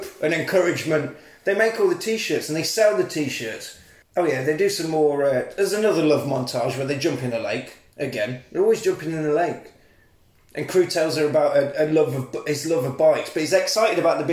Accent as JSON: {"language": "English", "town": "Coventry", "region": "West Midlands", "country": "United Kingdom", "moved": "yes", "said": "I'm from Coventry"}